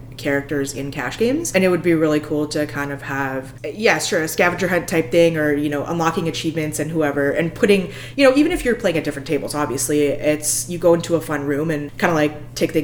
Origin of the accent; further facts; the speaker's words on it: Alberta, Canada; I come from Alberta in Canada